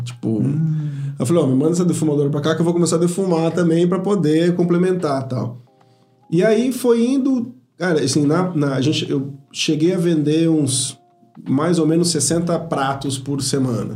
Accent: São Paulo, Brazil; moved away as an adult; now in Ribeirão Preto, Brazil; eu cresci, minha vida inteira foi em São Paulo

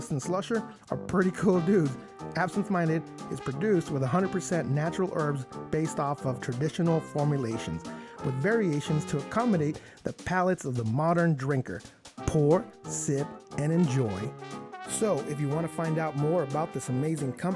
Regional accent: Mexico; moved away; I'm from Mexico.

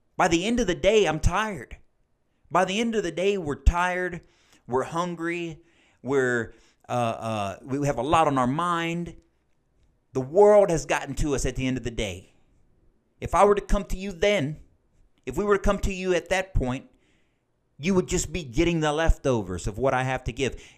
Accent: United States; as Christian American adults

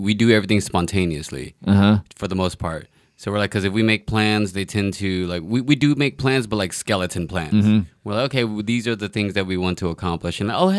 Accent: Texas, United States; now in Los Angeles, United States; I'm also from Texas.

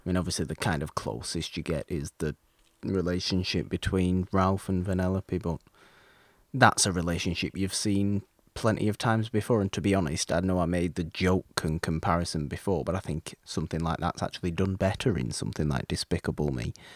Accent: United Kingdom; me being British

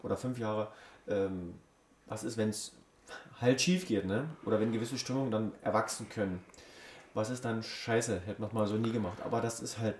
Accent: Germany; Wir kommen ja auch aus Deutschland, deswegen sind wir Deutsche.

